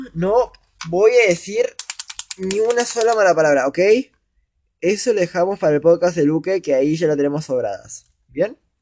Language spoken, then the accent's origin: Spanish; Argentina; yo soy argentino